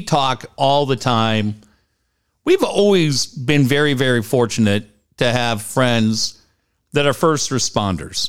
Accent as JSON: {"language": "English", "town": "Minneapolis", "region": "Minnesota", "country": "United States", "tie": "born or raised there", "moved": "yes", "lives_now": "San Diego, United States", "said": "I grew up in Minneapolis"}